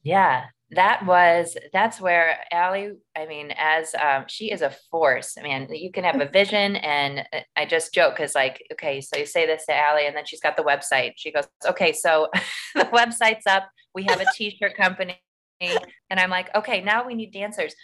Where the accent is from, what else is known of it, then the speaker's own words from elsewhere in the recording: Maumee, Ohio, United States; I grew up in Maumee